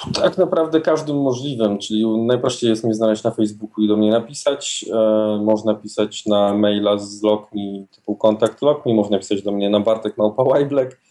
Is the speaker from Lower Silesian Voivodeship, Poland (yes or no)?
yes; Wrocław, Lower Silesian Voivodeship, Poland; we Wrocławiu, skąd pochodzę